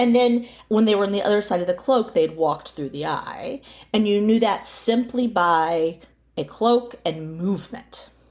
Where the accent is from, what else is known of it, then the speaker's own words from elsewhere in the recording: near Tallahassee, rural North Florida, United States; I grew up near Tallahassee, Florida, in rural North Florida